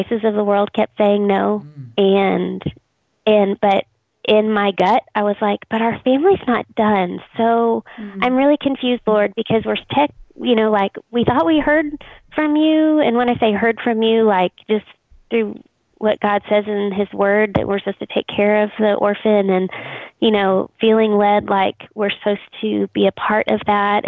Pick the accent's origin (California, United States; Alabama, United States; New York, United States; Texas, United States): Texas, United States; I'm from Texas